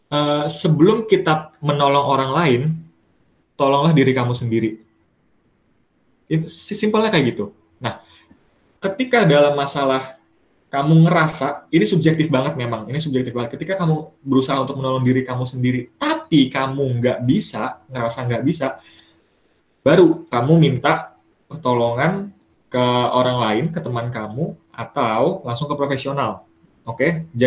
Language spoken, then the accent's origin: Indonesian; Bekasi, West Java, Indonesia; Dari asal aku Bekasi, Bekasi. Sebenarnya Bekasi. Deket kan, Bekasi Bogor tuh.